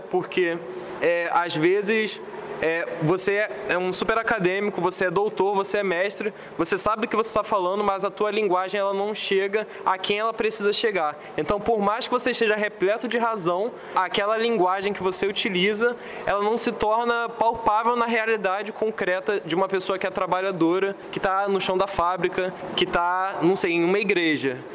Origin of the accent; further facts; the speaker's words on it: Baixada Fluminense, Rio de Janeiro, Brazil; Eu venho da Baixada Fluminense